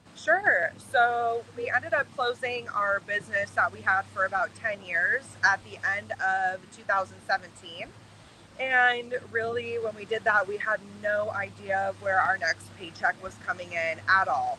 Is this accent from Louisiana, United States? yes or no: no; Arizona, United States; I'm born and raised in Arizona